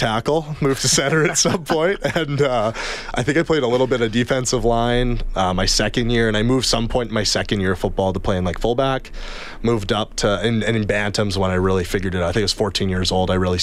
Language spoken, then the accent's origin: English; Spruce Grove, Alberta, Canada; also born or lived in Wainwright, Alberta / St. Paul, Alberta; I was born in Wainwright, Alberta, and then we moved to St. Paul when I was about 5, and then we moved to Spruce Grove when I was about 9 years old.